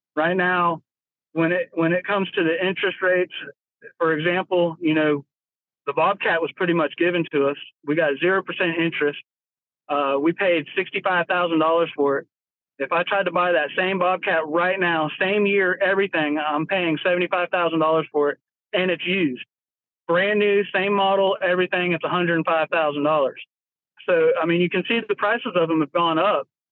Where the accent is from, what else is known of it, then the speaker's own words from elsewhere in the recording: Florida, United States; moved away as an adult; now in North Carolina, United States; I grew up in Florida. I was born in Florida, uh, lived there for 30 years